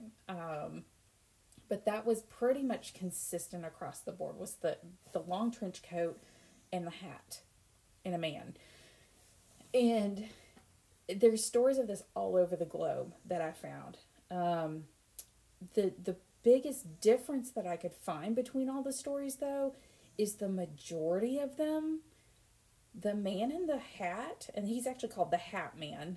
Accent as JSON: {"language": "English", "region": "Kentucky", "country": "United States", "said": "We're from Kentucky."}